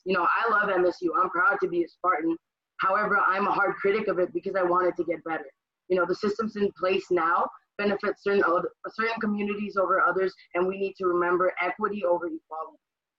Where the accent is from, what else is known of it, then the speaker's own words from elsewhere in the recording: Brownsville, Texas, United States; moved away; also born or lived in Michigan; I'm from Brownsville, Texas, which is a border town where the population is 98% through 99% brown. I'm actually in Mexico right now. I'm visiting my family.